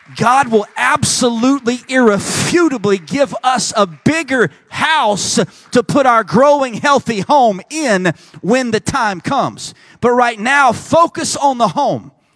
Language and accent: English; Texas, United States; I'm from Texas